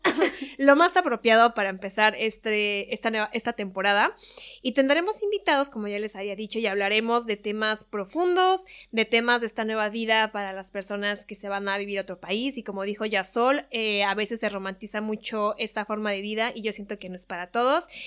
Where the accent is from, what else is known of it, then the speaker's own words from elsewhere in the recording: Mexico City, Mexico; moved away as an adult; also born or lived in Toronto, Canada / Madrid, Spain; now in Paris, France; yo soy mexicana eh, de la Ciudad de México